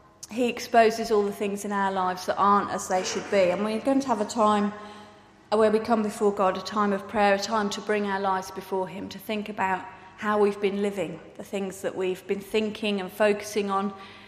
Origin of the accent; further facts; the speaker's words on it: Birmingham, West Midlands, United Kingdom; I grew up in Birmingham